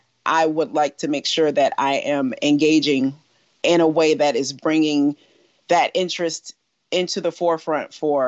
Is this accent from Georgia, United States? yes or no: yes; Tifton, Georgia, United States; born there; Should I start with I was born in 1983 in Tifton, Georgia? That is where I entered this earthly realm. I didn't live in Tifton.